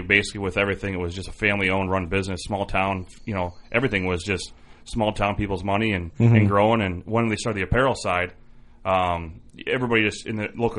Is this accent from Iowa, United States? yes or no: yes; Iowa, United States; I'm from Iowa